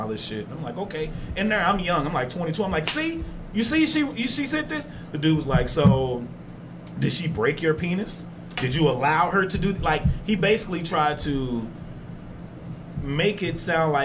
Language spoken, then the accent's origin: English; Texas, United States; I'm from Texas.